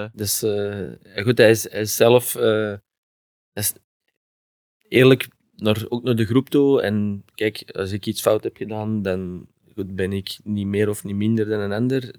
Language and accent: Dutch; Antwerp, Flanders, Belgium; accent: Antwerps; moved away as an adult; also born or lived in Heerlen, Netherlands; now in Genk, Belgium; als Antwerpenaar